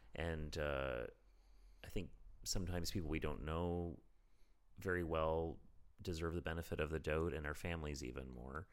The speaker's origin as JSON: {"language": "English", "country": "Canada", "moved": "as an adult", "lives_now": "Berlin, Germany", "said": "we Canadians"}